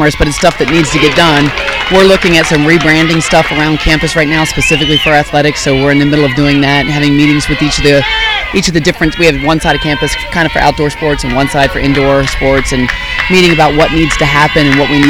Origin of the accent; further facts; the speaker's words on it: Maryland, United States; moved away; I'm from Maryland